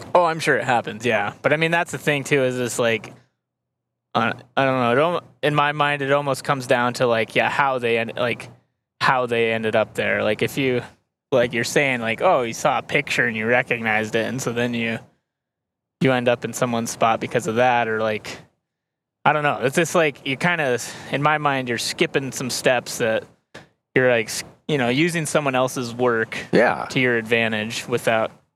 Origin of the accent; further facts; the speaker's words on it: Montana, United States; growing up in Montana